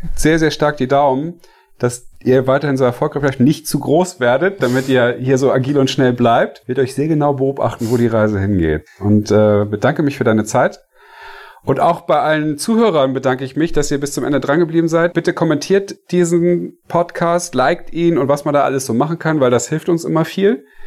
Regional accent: Hamburg, Germany; Ich komme ja nur auch von hier

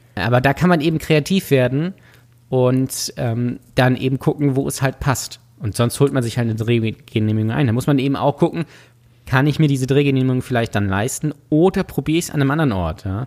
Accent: Lübeck, Schleswig-Holstein, Germany; ich komme hier ja aus Lübeck

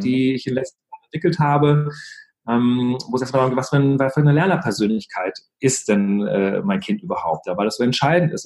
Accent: Germany; bei uns in Deutschland

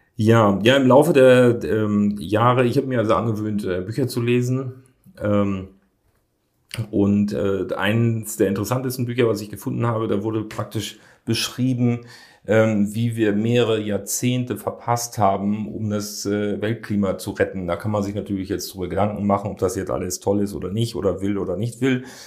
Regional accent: Hamburg, Germany; da habe ich als Jugendlicher äh, dann gejobbt. Da bin ich dann samstags von Wilhelmsburg mit dem Rad drüber gekommen

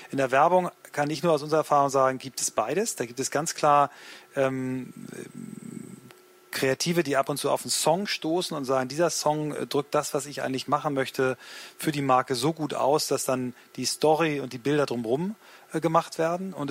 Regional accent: Hanover, Lower Saxony, Germany; als Hannoveraner weiß ich das, dann zieht es einen nach Berlin oder woanders hin

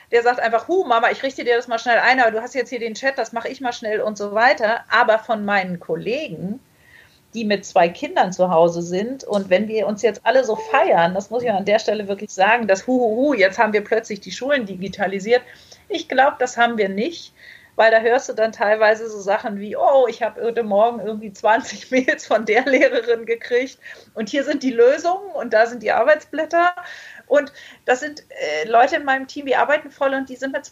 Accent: Baltic coast, Germany; Ich bin an der Ostsee groß geworden und immer wenn ich irgendwie stinke sauer war und wütend, bin ich ans Meer gegangen

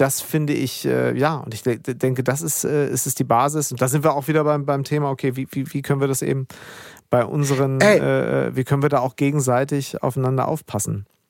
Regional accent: Germany; hier bei uns in Deutschland

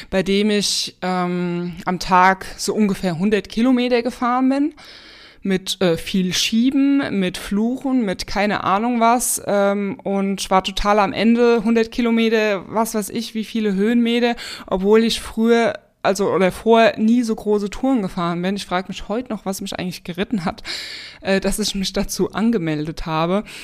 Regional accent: Spessart, Germany; Und ja, hab so mit so meine Heimat eigentlich erkundet, weil ich sag mal im Spessart, ne, man fährt nicht bis in den tiefen Spessart rein mit dem Auto

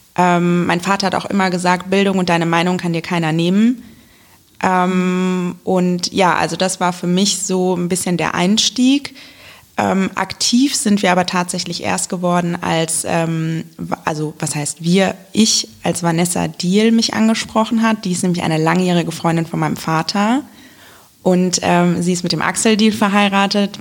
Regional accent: Wiesbaden, Hesse, Germany; Ich ähm, bin nämlich in Wiesbaden geboren und ähm, habe immer in Wiesbaden gewohnt

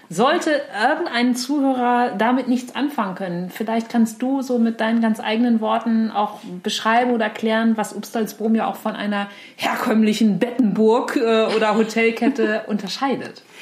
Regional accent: Flensburg, Schleswig-Holstein, Germany; wo bist du aufgewachsen? In Flensburg.

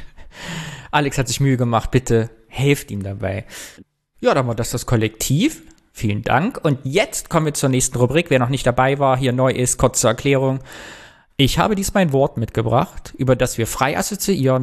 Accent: Thuringia, Germany; now in Cologne, Germany; in Thüringen, wo ich herkomme

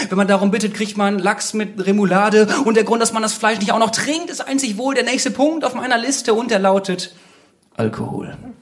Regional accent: Bad Bentheim, Lower Saxony, Germany; moved away as an adult; Und ich bin vor kurzem ja wieder in mein Heimatdorf zurückgezogen, Bad Bentheim.

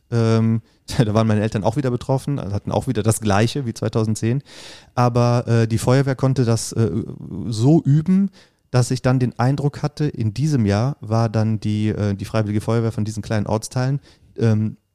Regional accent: Bad Neuenahr-Ahrweiler, Rhineland-Palatinate, Germany; moved away as an adult; now in Bonn, Germany; Und ich bin in Bad Neuenahr-Ahrweiler geboren und aufgewachsen, habe da 30 Jahre lang gewohnt und gelebt, äh, bis ich nach Bonn umgezogen bin.

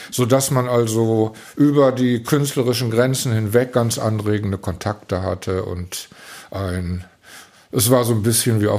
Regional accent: Velbert, North Rhine-Westphalia, Germany; born there; weil wir in Felbert, wo ich geboren bin, einen hervorragenden Organisten hatte

